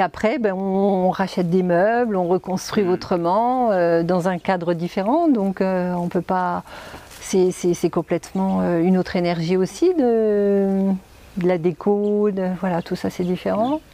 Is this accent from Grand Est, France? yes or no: yes; Reims, Grand Est, France; moved away as an adult; also born or lived in Dijon, France; now in Essaouira, Morocco; je suis originaire de Reims.